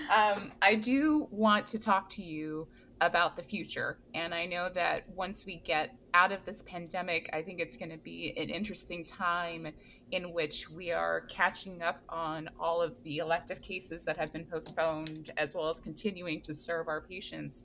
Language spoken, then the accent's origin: English; Hawaii, United States; now in East Coast, United States; I am from Hawaii